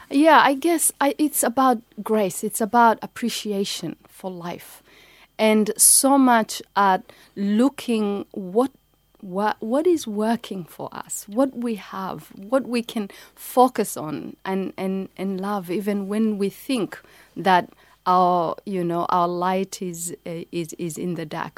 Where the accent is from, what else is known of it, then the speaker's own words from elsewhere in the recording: Kenya; moved away; also born or lived in Somalia; I live, I grew up in Kenya